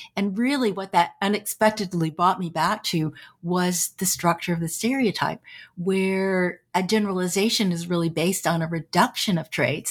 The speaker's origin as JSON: {"language": "English", "area": "San Francisco Bay Area", "region": "California", "country": "United States", "tie": "born or raised there", "said": "I grew up in the San Francisco Bay Area"}